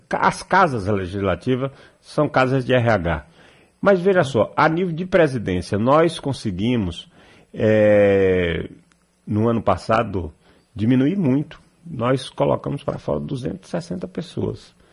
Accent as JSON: {"language": "Portuguese", "town": "Livramento de Nossa Senhora", "region": "Bahia", "country": "Brazil", "also_born_or_lived": "Salvador", "said": "Eu nasci aqui em Salvador, mas sou filho de Coração de Livramento, porque é, tinha poucos recursos ainda na cidade e eu nasci prematuro."}